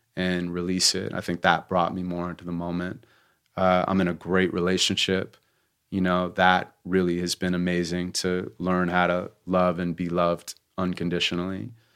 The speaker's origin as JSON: {"language": "English", "town": "Santa Monica", "region": "California", "country": "United States", "tie": "born or raised there", "said": "I grew up in Santa Monica, California"}